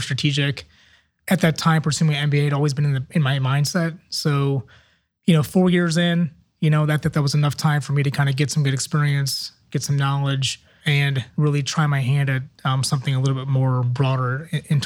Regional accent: Akron, Ohio, United States; moved away as an adult; also born or lived in Kent, Ohio / Cleveland, Ohio; now in Columbus, United States; I'm in Ohio born and raised, born in Akron, Ohio.

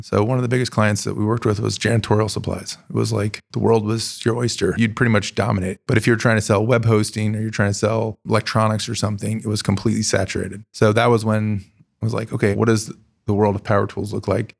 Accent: Columbus, Ohio, United States; also born or lived in California; I grew up in Columbus.

